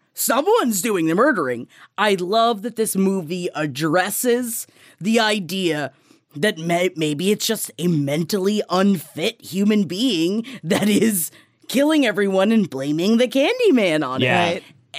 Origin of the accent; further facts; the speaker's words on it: Queens, New York, United States; we grew up in Queens, so we grew up next to the project